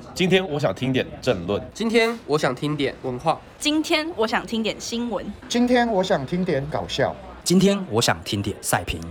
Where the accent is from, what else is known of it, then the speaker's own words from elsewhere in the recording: Taiwan; now in United States; 我是台湾人呐